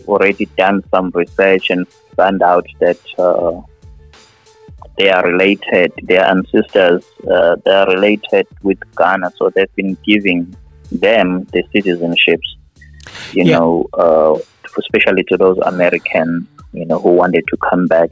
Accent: South Africa; now in Ohio, United States; I'm a South African

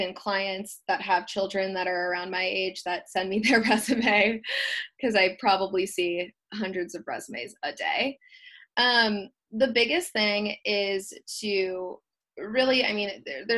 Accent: Wisconsin, United States; moved away as an adult; now in San Diego, United States; I grew up in Wisconsin, so moving outside of Wisconsin, there's always going to be cultural differences.

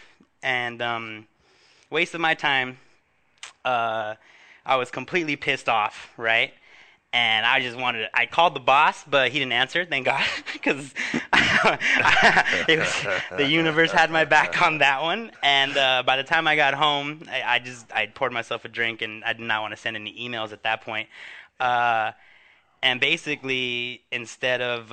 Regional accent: Huntington Park, California, United States; my hometown of Huntington Park

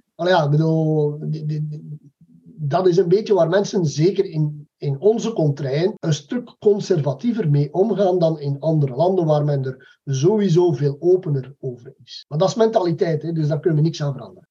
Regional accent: Belgium; wij zitten als Belgen

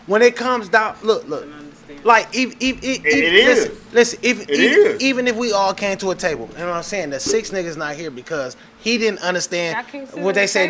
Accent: Detroit, Michigan, United States; I'm from Detroit.

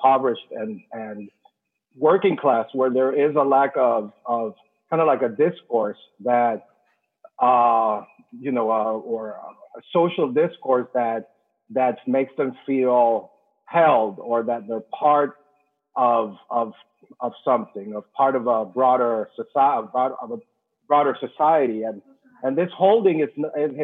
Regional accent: Venezuela; English is a second language; moved away as an adult; now in United States; I'm an immigrant. I'm from Latin America. I've been here 15 years

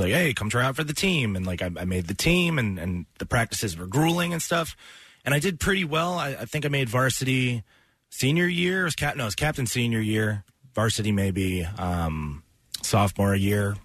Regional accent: Philadelphia, Pennsylvania, United States; born or raised there; also born or lived in Montgomeryville, Pennsylvania

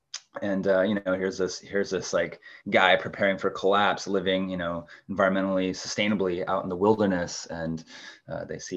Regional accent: Pacific Northwest, United States; growing up in the Pacific Northwest

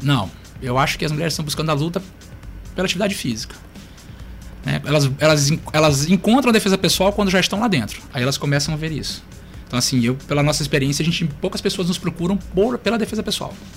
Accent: Maranhão, Brazil; also born or lived in Curitiba, Paraná; sou natural de Curitiba, Paraná, mas eu sou maranhense, porque eu vim para cá bem pequenininho, né? Vim pra cá com 3 anos de idade

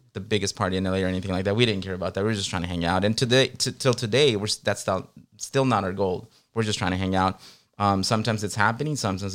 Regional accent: Guerrero, Mexico; And around that time, we're from Guerrero. We're from Guerrero, Mexico.

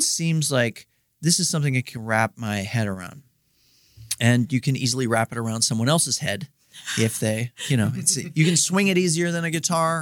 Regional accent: Steubenville, Ohio, United States; moved away as an adult; now in Columbus, United States; I'm from Steubenville, Ohio

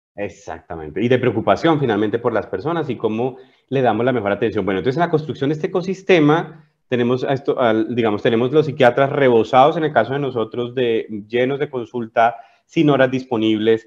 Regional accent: Colombia; moved away as an adult; also born or lived in Spain; now in Chile; yo soy colombiano, como bien lo dices, llevo viviendo en Chile 12 años

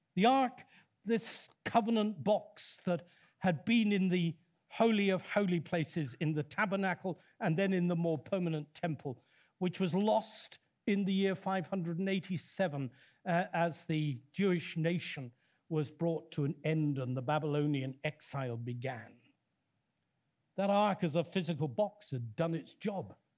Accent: Leicester, East Midlands, United Kingdom; I come from Leicester

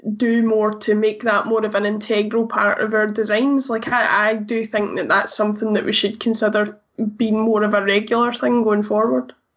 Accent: Glasgow, Scotland, United Kingdom; I'm from Glasgow myself and so have the luxury of only being 20 minutes away from the stadium

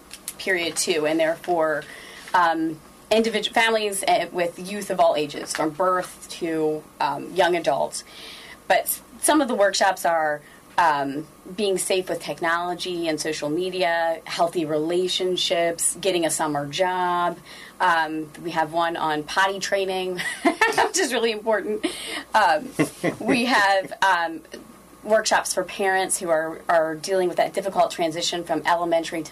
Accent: Rising Sun, Maryland, United States; I was born in Rising Sun.

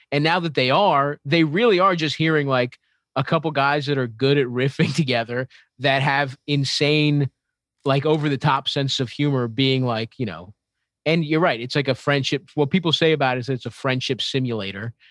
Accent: Baltimore, Maryland, United States; I grew up in Baltimore

